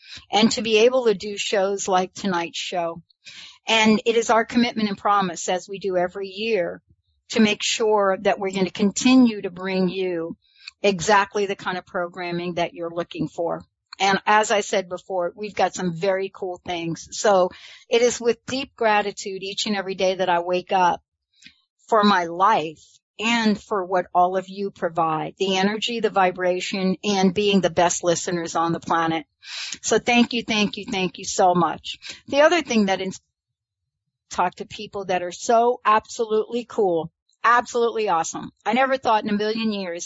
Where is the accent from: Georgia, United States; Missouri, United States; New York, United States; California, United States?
New York, United States; I'm from New York